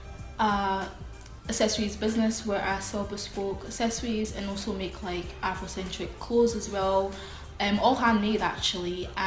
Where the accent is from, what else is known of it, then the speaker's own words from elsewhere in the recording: Scotland, United Kingdom; also born or lived in Nigeria; I wasn't actually born in Scotland. I was born in Nigeria.